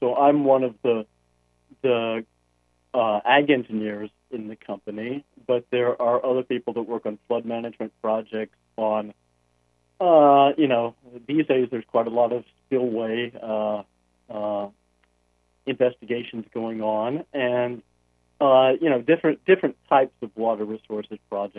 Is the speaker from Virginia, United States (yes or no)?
no; North Carolina, United States; moved away as an adult; also born or lived in West Africa; now in California, United States; I'm from North Carolina